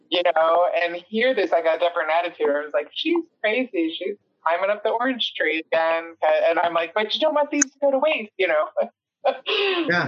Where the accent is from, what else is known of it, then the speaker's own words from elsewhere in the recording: Elk Grove Village, Illinois, United States; moved away as an adult; also born or lived in Chicago; now in California, United States; I grew up in Elk Grove Village